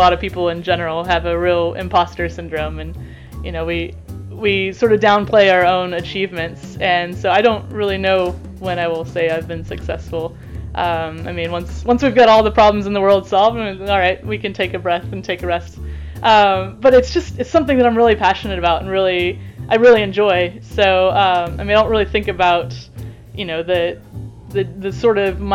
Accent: United States; now in Canterbury, New Zealand; I am an American-born New Zealand scientist.

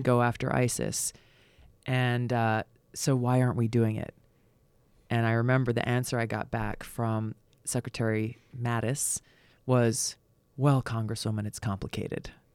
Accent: Hawaii, United States; moved away; growing up in Hawaii

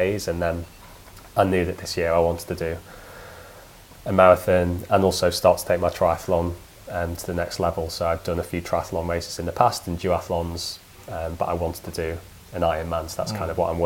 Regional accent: Peak District, East Midlands, United Kingdom; moved away as an adult; now in London, United Kingdom; I grew up in the Peak District

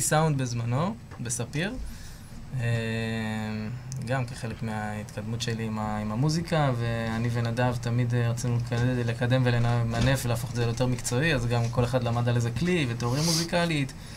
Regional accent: Beersheba, Southern District, Israel; born or raised there

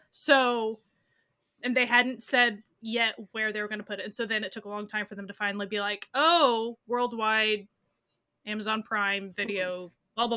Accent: United States; I'm American

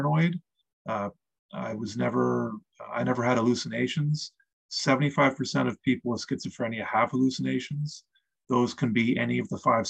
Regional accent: Eastern Canada, Canada; I grew up in Eastern Canada

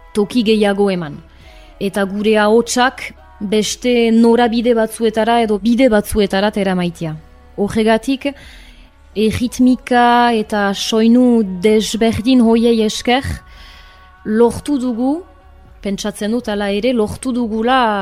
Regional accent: Arbonne, Nouvelle-Aquitaine, France; Arbonakoa naiz jatorriz, bai honan sortua

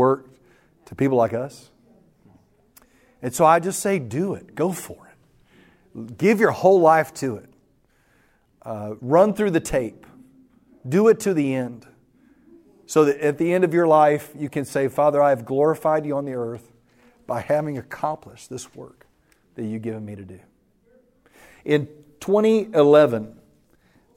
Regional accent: West Texas, United States; I grew up in West Texas

